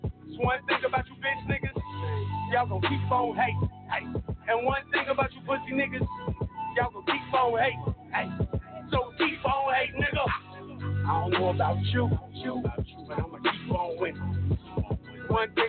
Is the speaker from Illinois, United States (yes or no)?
yes; Chicago, Illinois, United States; And I'm from Chicago, and we just try to get a little bit hard out here.